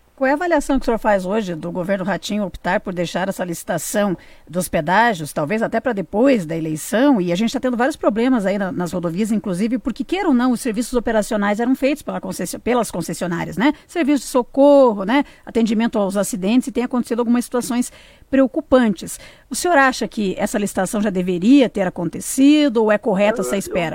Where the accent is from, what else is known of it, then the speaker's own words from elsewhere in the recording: Paraná, Brazil; como paranaense